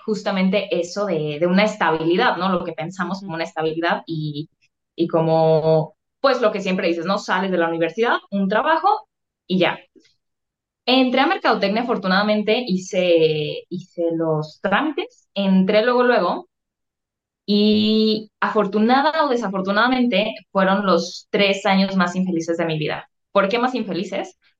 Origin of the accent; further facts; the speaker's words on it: Guadalajara, Jalisco, Mexico; Yo soy tapatía, orgullosamente aquí de Guadalajara, Jalisco.